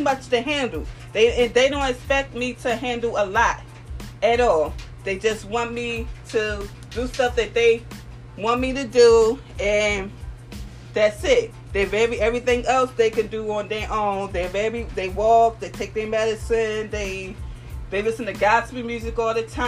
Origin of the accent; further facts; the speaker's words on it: Philadelphia, Pennsylvania, United States; I'm from North Philadelphia, born and raised